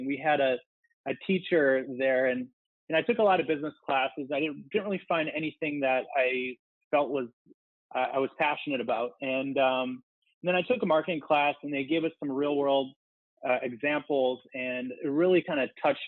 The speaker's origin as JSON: {"language": "English", "region": "Minnesota", "country": "United States", "also_born_or_lived": "Arizona", "moved": "as an adult", "said": "I'm from Minnesota"}